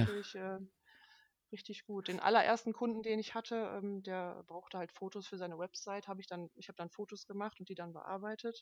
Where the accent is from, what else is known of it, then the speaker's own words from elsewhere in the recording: Duisburg, North Rhine-Westphalia, Germany; Ich komme aus Duisburg, äh, wohne da mit meiner besseren Hälfte